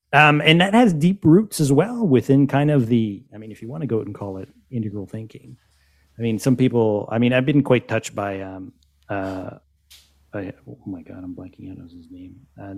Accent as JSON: {"language": "English", "country": "Canada", "said": "But I mean, as North Americans, I mean, I'm Canadian."}